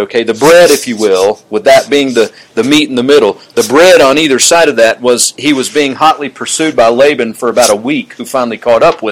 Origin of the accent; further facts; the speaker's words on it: Georgia, United States; I grew up in Georgia